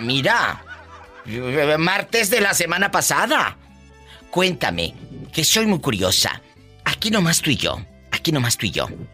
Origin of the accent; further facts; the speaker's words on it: Matamoros, Tamaulipas, Mexico; desde mi tierra, mi Matamoros del alma, mi Matamoros querido